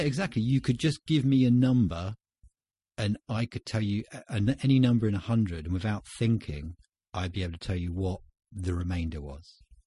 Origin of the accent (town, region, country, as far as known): Winchester, South East England, United Kingdom; born or raised there